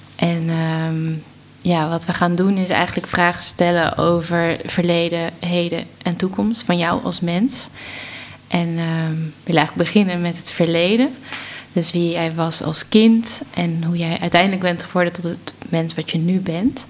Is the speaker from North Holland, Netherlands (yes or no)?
yes; Amsterdam, North Holland, Netherlands; ik kom uit Amsterdam